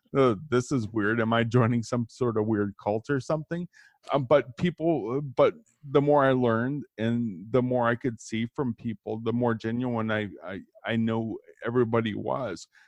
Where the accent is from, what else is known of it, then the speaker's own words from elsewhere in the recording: Kenosha, Wisconsin, United States; I grew up in Kenosha, which is right in between Chicago and Milwaukee